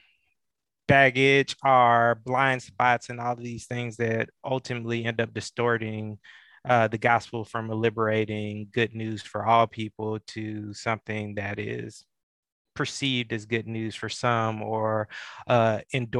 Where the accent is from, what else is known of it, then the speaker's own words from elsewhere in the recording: Atlanta, Georgia, United States; growing up in Metro Atlanta, in the shadows of Dr. King